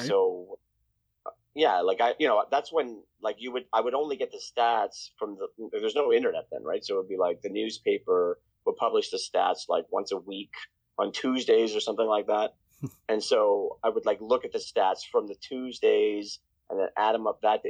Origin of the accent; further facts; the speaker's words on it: Toronto, Ontario, Canada; also born or lived in Bahamas / London, Ontario; I grew up in Toronto. I mean, I was born in Toronto, and then we moved to the Bahamas.